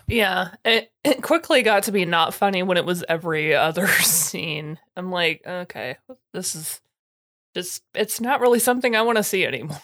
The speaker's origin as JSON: {"language": "English", "country": "United States", "said": "I'm an American"}